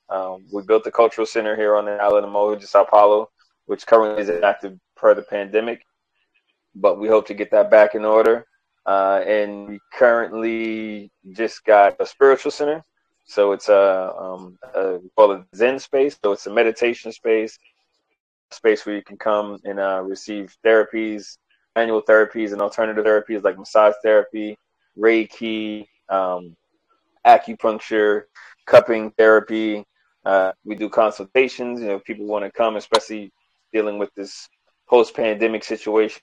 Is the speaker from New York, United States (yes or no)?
yes; New York, United States; growing up in New York